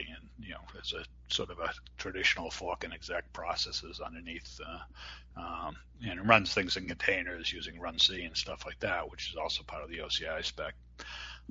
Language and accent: English; Boston, Massachusetts, United States; accent: Boston; my Boston accent